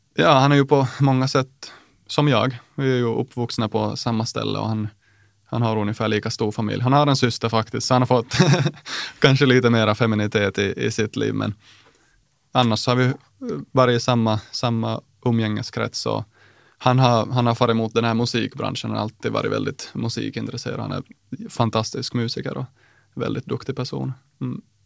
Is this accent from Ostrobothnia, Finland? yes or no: yes; Nykarleby, Ostrobothnia, Finland; jag är från Nykarleby i Österbotten